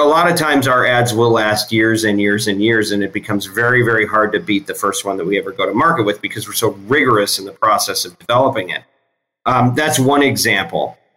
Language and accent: English; Michigan, United States; moved away as an adult; I grew up in Michigan. First half of my life was there.